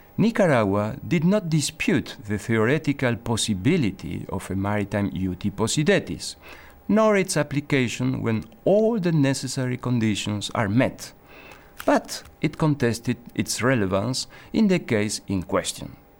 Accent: Argentina; now in Geneva, Switzerland; I come from Argentina

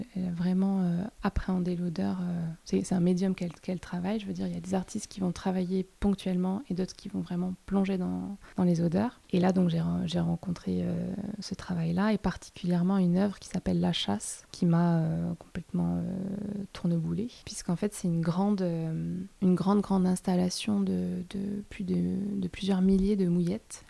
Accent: Toulouse, Occitania, France; je viens de Toulouse

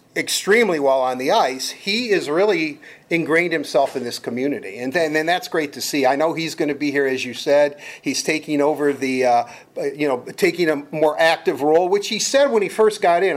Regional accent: Detroit, Michigan, United States; I grew up in Detroit, lifelong Red Wing fan

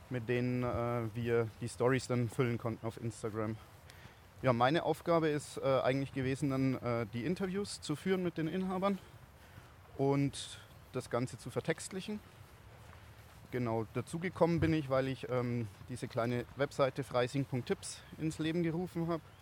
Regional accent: Bavaria, Germany; Ja, ich komme eigentlich aus der Oberpfalz, aber moin hat sich bei uns so eingebürgert, weil die Firma aus Celle, Hannover kommt

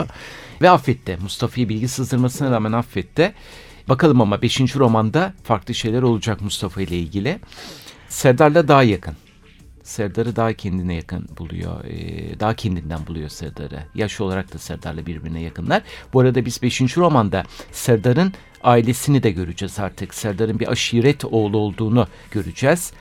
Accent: Istanbul, Turkey; also born or lived in Bostancı, Istanbul; ben zaten doğup büyüme Kadıköylüyüm

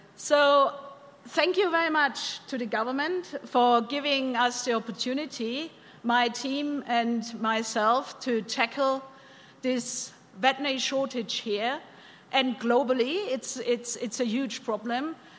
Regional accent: Bavaria, Germany; moved away as an adult; also born or lived in California / London, United Kingdom; now in Alberta, Canada; I'm born and bred in Bavaria

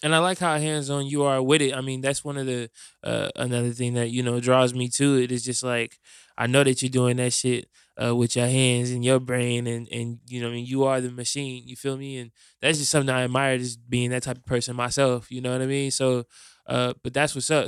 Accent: Fort Wayne, Indiana, United States; now in Indianapolis, United States; I'm from Fort Wayne, and Fort Wayne feels like a, a totally different world

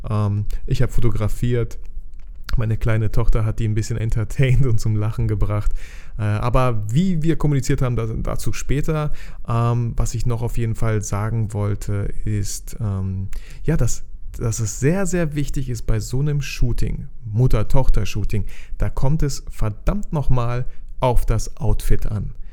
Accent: Bielefeld, North Rhine-Westphalia, Germany; weil ich komme aus Bielefeld

